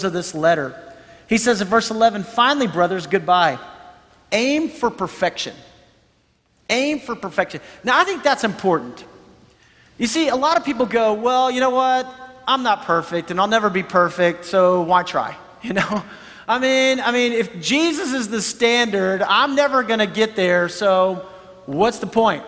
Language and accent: English; United States; we're from America